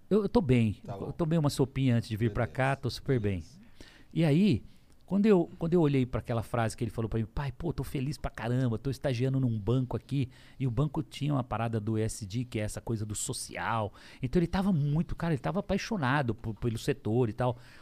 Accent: Lins, São Paulo, Brazil; also born or lived in São José do Rio Preto; de onde eu vim, falando que eu vendia coxinha, que é verdade, em Lins, com 12 anos de idade

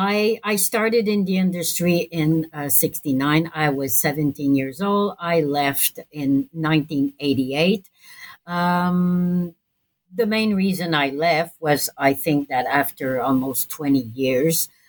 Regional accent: Montreal, Quebec, Canada; I'm from Montreal

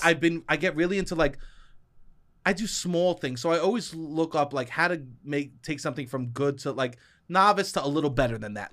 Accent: New York City, New York, United States; accent: New York; I'm from Staten Island

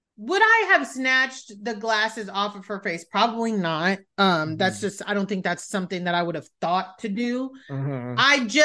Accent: Italy; born there; When people ask, like, oh, where were you born? Things like that. I was born in Italy. People's next question is, how the fuck were you born in Italy?

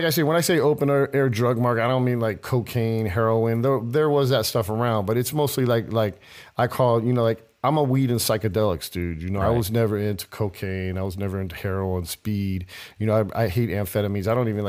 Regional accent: Lemoore, California, United States; born there; Yeah, I was born in Lemoore. Lemoore is actually out in the desert. They call it the Central Coast. It's between L.A. and San Diego.

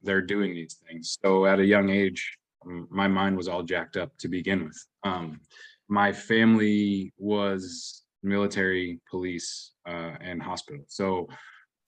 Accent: New England, United States; also born or lived in Washington State; I grew up in New England. I was born in Washington State

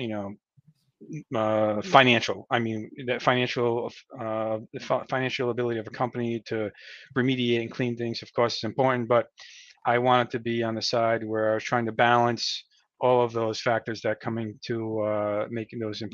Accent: Rhode Island, United States; also born or lived in Connecticut / Massachusetts; I was born and raised in Rhode Island. I've lived here pretty much my whole life

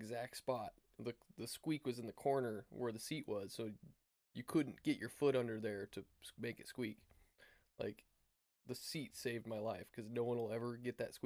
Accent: Nebraska, United States; moved away; I was from Nebraska

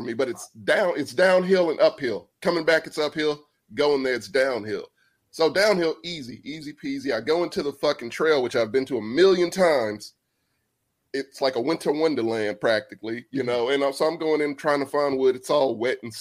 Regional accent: Texas, United States; I'm from Texas

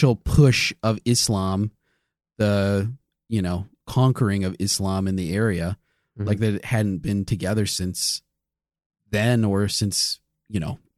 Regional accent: United States; As an American

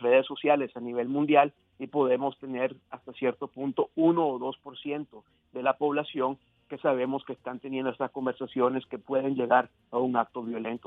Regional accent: Miami, Florida, United States; moved away; yo crecí en Miami

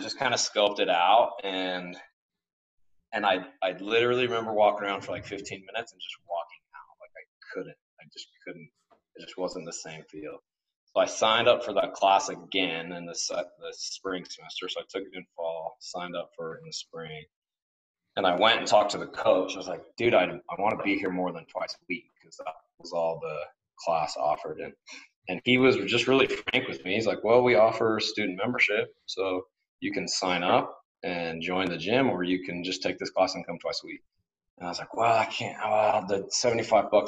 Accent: Ogden, Utah, United States; my hometown in Ogden

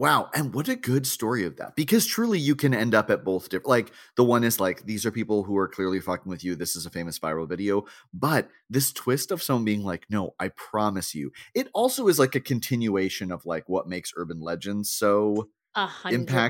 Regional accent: Boca Raton, Florida, United States; born there; I'm not, but I was born in Boca Raton and virtually all of my friends were Jewish growing up.

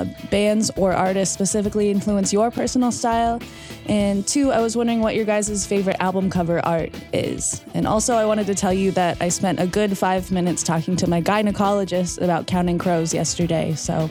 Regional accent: South Dakota, United States; I'm from South Dakota.

